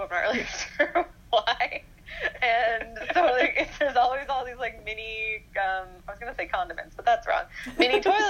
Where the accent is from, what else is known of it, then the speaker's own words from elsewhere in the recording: Winnipeg, Manitoba, Canada; now in Vancouver, Canada; when I came home from Vancouver for my first Christmas back in Winnipeg